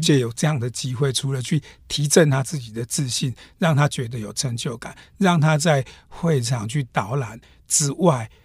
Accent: Hualien County, Taiwan; 富里市其实我们花莲最南的一个乡镇

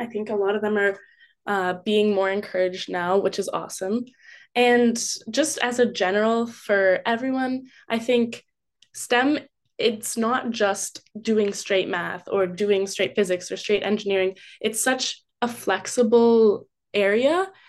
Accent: West Coast, Canada; A lot of people I have met have been from Ontario, but they still welcome me, even though I'm from the West Coast.

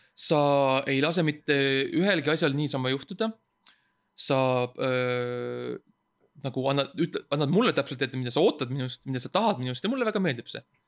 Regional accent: Estonia; ma olen eestlane

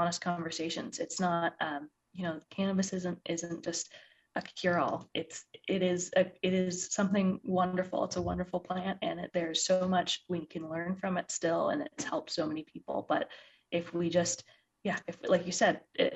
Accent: Midwest, United States; now in Colorado, United States; I think we're both from the Midwest originally.

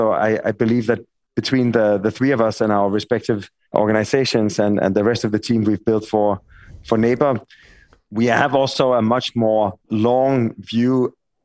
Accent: Denmark; accent: Danish; my Danish accent.

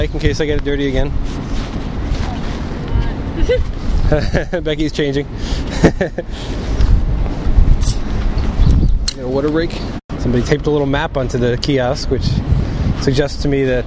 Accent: East Coast, United States; moved away; I come from the East Coast

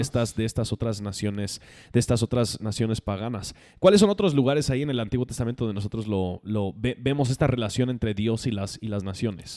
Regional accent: United States; Spanish is a second language; moved away; como gringo creo que puedo decir más

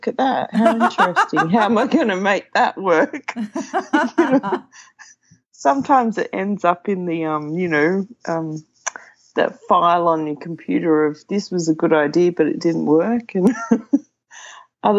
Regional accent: Sydney, New South Wales, Australia; also born or lived in Wagga Wagga; I grew up in Sydney

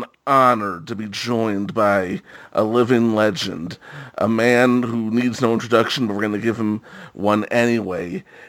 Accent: New York, United States; I'm a New Yorker.

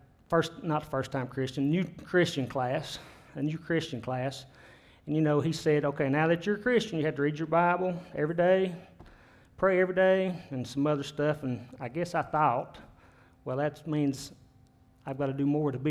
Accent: United States; I was born and raised here in Jefferson County.

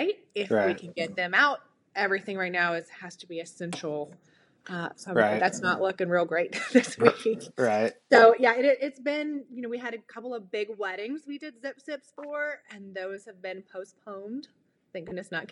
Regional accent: Mulvane, Kansas, United States; I'm from Mulvane, Kansas.

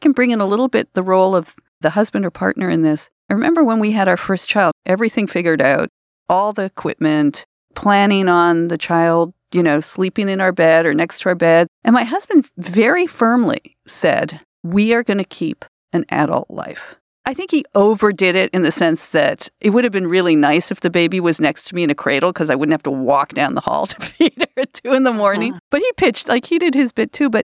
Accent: Canada; I'm Canadian

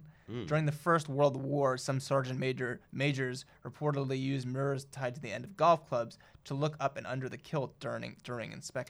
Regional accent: New Jersey, United States; Yeah, it's my home state.

